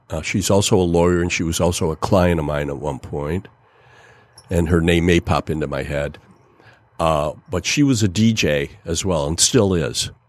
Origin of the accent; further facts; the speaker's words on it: Detroit, Michigan, United States; and when I would say to someone, I'm from Detroit, I wasn't sure what type of reaction I was going